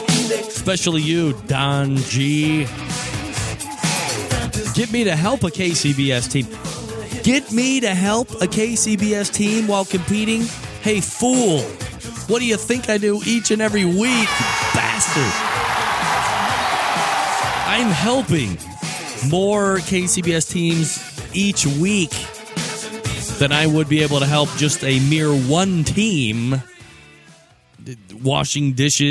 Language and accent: English; Cleveland, Ohio, United States; now in Columbus, United States; I grew up in Old Brooklyn, which is on Cleveland's near west side, for those that don't know, and relocated to CBUS in the late 1990s.